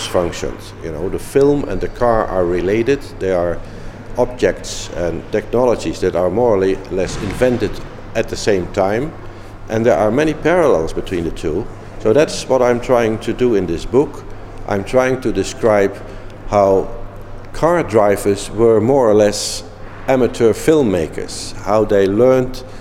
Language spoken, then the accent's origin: English; Netherlands; also born or lived in Eindhoven / Munich; I'm from the Netherlands, where in Eindhoven I am teaching and doing research